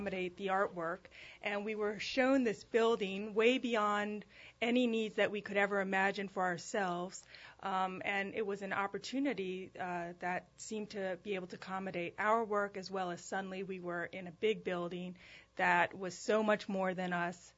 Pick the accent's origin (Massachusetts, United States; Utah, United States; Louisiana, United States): Louisiana, United States; New Orleans; moved away as an adult; From New Orleans, grew up in New Orleans